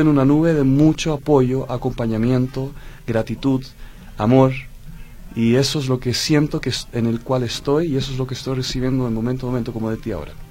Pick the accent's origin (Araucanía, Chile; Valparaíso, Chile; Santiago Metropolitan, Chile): Santiago Metropolitan, Chile; Santiago; moved away; Yo soy holandés chileno. Okay. Mi madre es holandesa, mi padre era chileno.